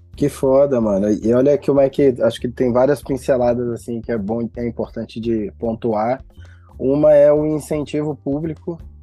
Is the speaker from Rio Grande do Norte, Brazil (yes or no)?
no; Belo Horizonte, Minas Gerais, Brazil; also born or lived in São Paulo / Rio de Janeiro; nascido e criado no Barreiro, extremo oeste da cidade de BH